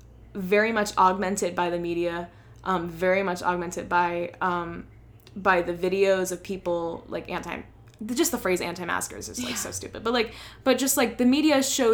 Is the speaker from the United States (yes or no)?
yes; New Jersey, United States; now in Boston, United States; I am from New Jersey, which was really bad, and now it's a very safe state to be in.